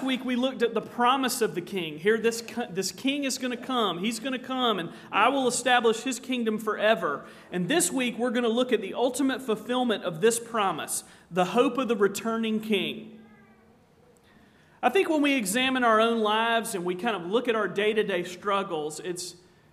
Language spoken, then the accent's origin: English; Charleston, South Carolina, United States; now in Virginia, United States; When I was a little squirt growing up in Charleston, South Carolina